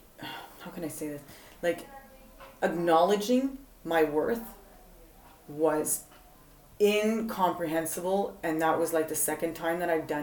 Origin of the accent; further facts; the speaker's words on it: Montreal, Quebec, Canada; moved away; I'm originally from Canada, Montreal.